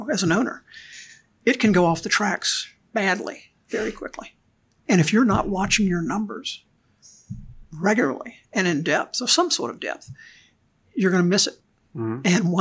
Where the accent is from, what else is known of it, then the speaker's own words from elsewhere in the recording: Natchez, Mississippi, United States; I grew up in Mississippi, Natchez, Mississippi